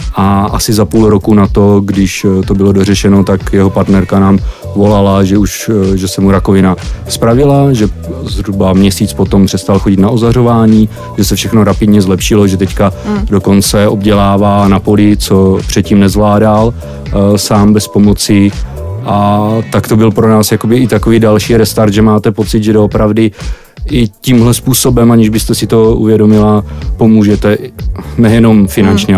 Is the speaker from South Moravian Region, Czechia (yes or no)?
yes; South Moravian Region, Czechia; pocházím z Jižní Moravy